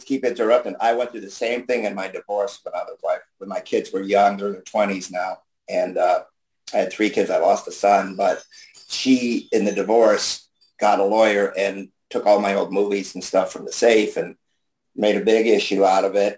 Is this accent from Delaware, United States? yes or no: no; New York, United States; also born or lived in Florida; now in Ohio, United States; I'm from New York, but I live in Ohio